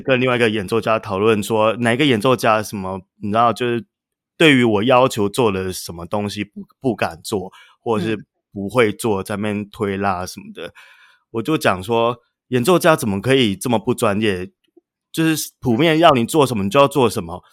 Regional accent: Yuli, Hualien County, Taiwan; 我小时候我是出生在花莲玉里，所以嗯这是一哼。个乡下的地方

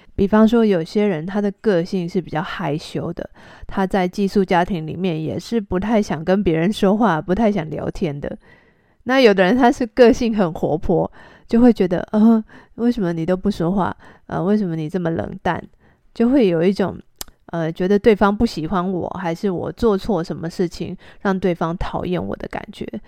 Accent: Taiwan; 我是台湾人

